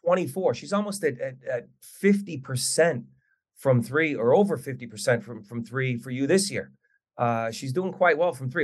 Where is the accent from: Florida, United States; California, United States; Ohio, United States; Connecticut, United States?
Connecticut, United States; my home state of Connecticut